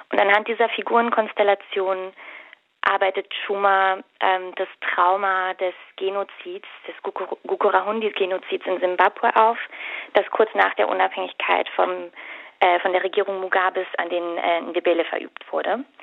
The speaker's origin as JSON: {"language": "German", "region": "Berlin", "country": "Germany", "said": "Ich komme tatsächlich aus der Gegend, äh, also Biesdorf neben Mahlsdorf, von daher ist es für mich ein ähm"}